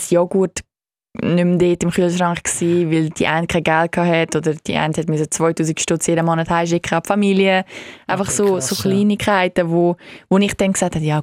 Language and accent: German; Switzerland; als Schweizer äh, Elite-Monolog-Gewinnerin